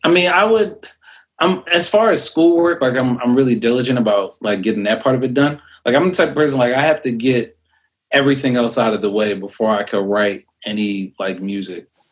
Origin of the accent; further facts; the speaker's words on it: New York City, New York, United States; moved away; also born or lived in Philadelphia; I lived in Brooklyn and mm. uh, Lil Kim actually used to live across